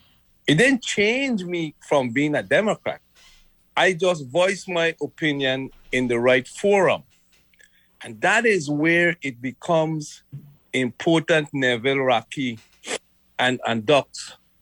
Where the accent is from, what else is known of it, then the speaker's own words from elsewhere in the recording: Frederiksted, St. Croix, U.S. Virgin Islands; because I'm from Frederickstead.